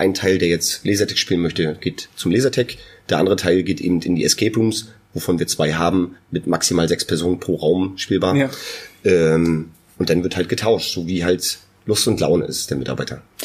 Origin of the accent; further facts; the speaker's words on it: near Neubrandenburg, Mecklenburg-Vorpommern, Germany; Wir sind beide äh, aus der Nähe von Neubrandenburg